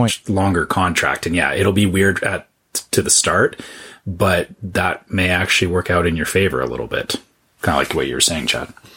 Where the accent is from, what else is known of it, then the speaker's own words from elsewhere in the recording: Canada; being a Canadian